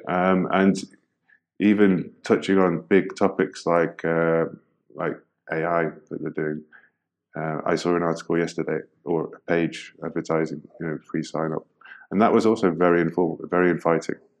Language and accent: English; United Kingdom; now in Netherlands; an expat, I'm British guy living in the Netherlands